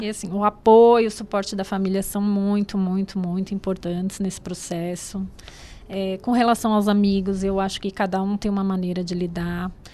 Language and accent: Portuguese; Brazil; moved away as an adult; also born or lived in Portugal